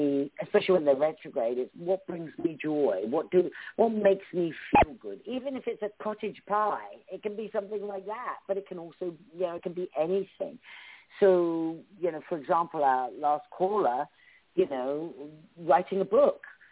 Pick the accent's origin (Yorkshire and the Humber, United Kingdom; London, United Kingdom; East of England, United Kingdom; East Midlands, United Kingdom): East of England, United Kingdom; Cambridgeshire; accent: British; moved away as an adult; also born or lived in Essex; now in United States; I'm from the south of England. I was born in Essex, but I was raised in Cambridgeshire